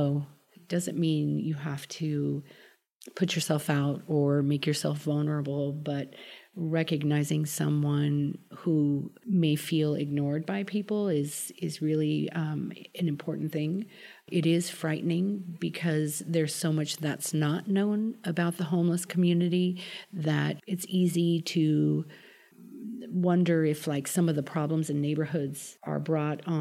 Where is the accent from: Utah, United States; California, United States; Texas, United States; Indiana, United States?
California, United States; Sacramento; I grew up here in Sacramento.